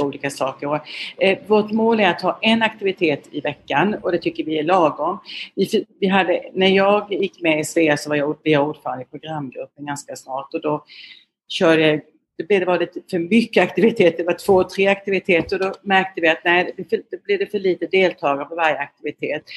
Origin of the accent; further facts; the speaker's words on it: Jämjö, Blekinge, Sweden; accent: Blekinge dialect; moved away as an adult; also born or lived in Lund / Växjö / Vietnam / Russia; now in Bangkok, Thailand; Jag kommer från eh, Karlskrona, du hör min dialekt, eh, med ären kan man inte släppa. Eh, jag är uppvuxen i ett litet samhälle utanför Karlskrona som heter Jämjö.